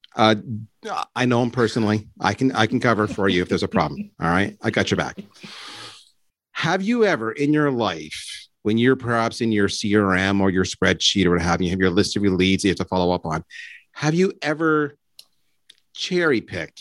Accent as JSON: {"language": "English", "country": "Canada", "said": "I'm Canadian."}